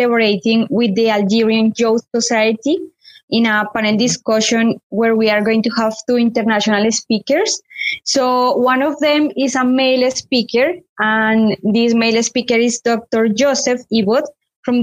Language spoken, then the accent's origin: English; Colombia; moved away as an adult; now in United Kingdom; I am from Colombia.